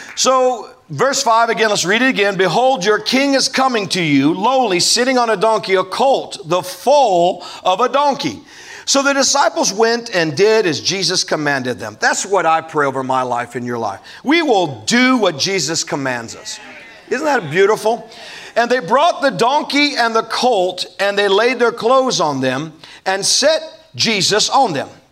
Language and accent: English; Omaha, Nebraska, United States; growing up in Omaha